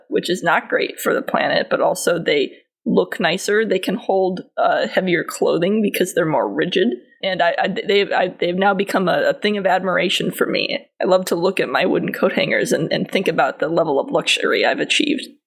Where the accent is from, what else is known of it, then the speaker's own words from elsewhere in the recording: New England, United States; I, grew up in New England